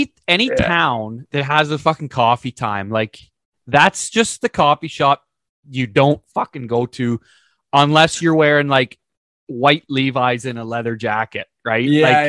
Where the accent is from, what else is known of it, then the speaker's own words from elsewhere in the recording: Uxbridge, Ontario, Canada; I'm from Uxbridge, Ontario